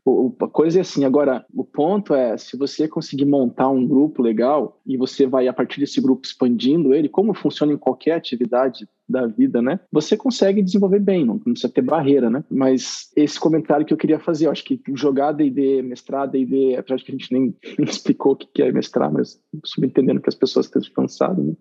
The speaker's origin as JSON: {"language": "Portuguese", "town": "Arapongas", "region": "Paraná", "country": "Brazil", "tie": "born or raised there", "said": "eu cresci em Arapongas, no Paraná"}